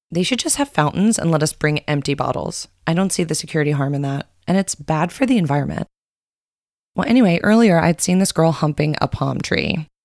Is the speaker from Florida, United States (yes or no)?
yes; Coconut Grove, Florida, United States; from Coconut Grove.